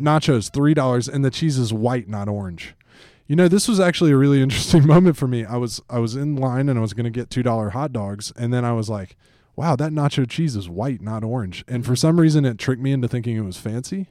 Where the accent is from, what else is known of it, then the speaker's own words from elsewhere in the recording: Atlanta, Georgia, United States; I grew up in Atlanta, uh, in football country, and that's my team